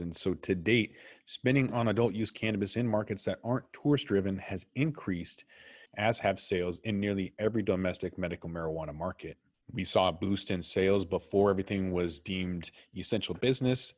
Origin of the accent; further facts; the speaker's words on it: Washington, United States; I'm from Washington